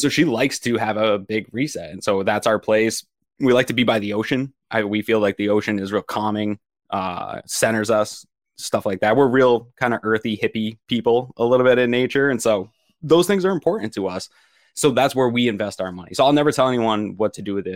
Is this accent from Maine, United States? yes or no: yes; Maine, United States; moved away; we're from Maine